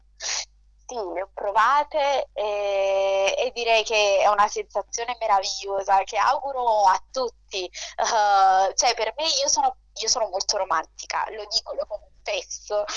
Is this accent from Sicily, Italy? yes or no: no; Naples, Campania, Italy; accent: terrona (southern Italian); moved away; prima di andarmene vivevo, in, uh, vivevo, a Napoli, quindi è normale che il mio accento da terrona si senta